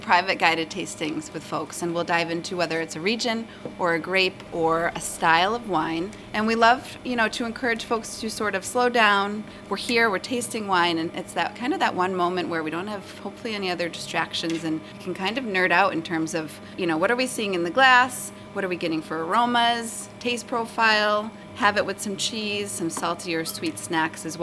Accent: Pittsfield, Massachusetts, United States; So I'm from Pittsfield originally, just down the road.

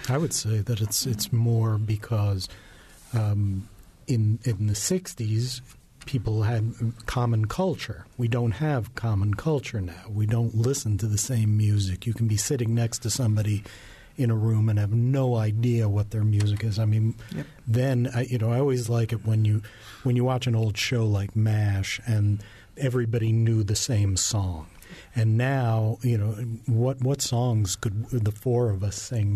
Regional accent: New York, United States; I grew up in New York

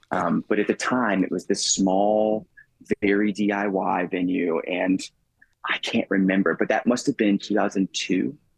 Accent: Tampa, Florida, United States; we grew up in Tampa, Florida, playing at a place called The Refuge, which was also a homeless shelter

